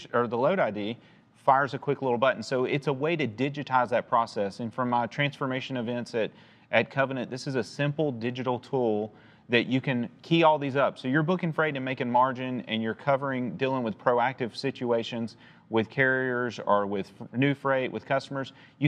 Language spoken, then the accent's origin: English; Chattanooga, Tennessee, United States; I'm from Chattanooga. My whole career has been basically in Chattanooga